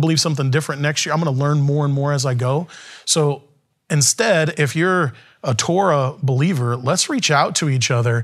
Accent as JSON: {"language": "English", "country": "United States"}